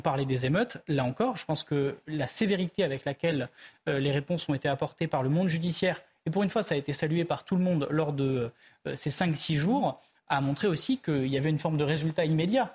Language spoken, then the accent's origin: French; Ardèche, Auvergne-Rhône-Alpes, France; j'ai grandi en Ardèche